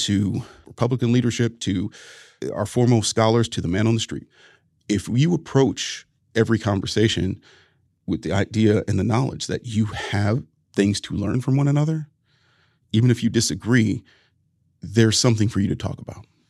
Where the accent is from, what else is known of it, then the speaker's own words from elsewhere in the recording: Ohio, United States; we were two Ohio boys